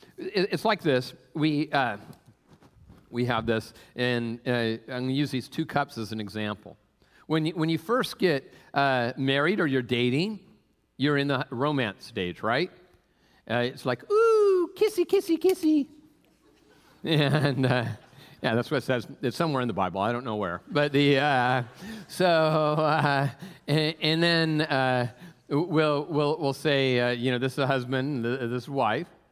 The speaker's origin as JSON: {"language": "English", "town": "Tacoma", "region": "Washington", "country": "United States", "tie": "born or raised there", "said": "I grew up in Tacoma area"}